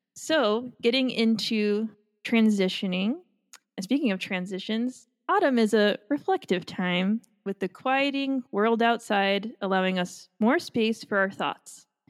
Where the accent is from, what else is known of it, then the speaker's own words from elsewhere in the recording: Long Island, New York, United States; moved away; I'm from Long Island